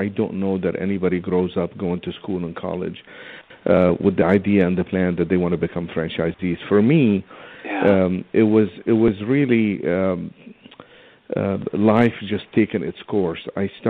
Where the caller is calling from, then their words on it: Elk Grove, California, United States; I am calling from Sacramento, actually El Grove, just about 10 miles south of Sacramento, California.